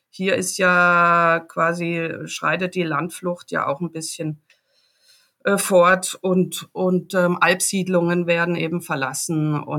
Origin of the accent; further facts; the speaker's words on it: Baden-Württemberg, Germany; ich komme aus dem Dreiländereck, also äh, von der grünen Grenze Basel. Ja, gut. Äh, ganz im Süden vom Schwarzwald